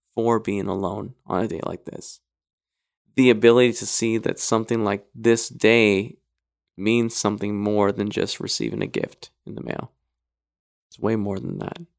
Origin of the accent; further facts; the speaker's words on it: Idaho, United States; moved away; I grew up in Idaho for the most part.